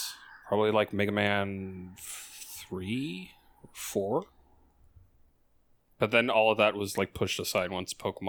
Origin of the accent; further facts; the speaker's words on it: Toronto, Ontario, Canada; I love these two specific areas of Toronto the most. And I grew up on Little Portugal for... Actually, I've lived on Little Portugal for a majority of my life.